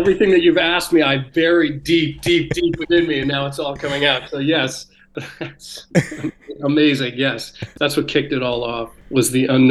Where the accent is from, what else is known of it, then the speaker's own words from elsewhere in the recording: Connecticut, United States; moved away as an adult; I grew up in Connecticut, so there were a lot of woods out here. And so, in fact, I'm back. I'm living here with my kids now.